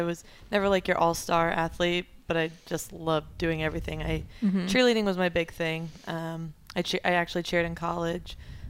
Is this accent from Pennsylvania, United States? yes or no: no; Rhode Island, United States; moved away as an adult; also born or lived in Columbus, Ohio / Springfield, Missouri; I was born in Rhode Island.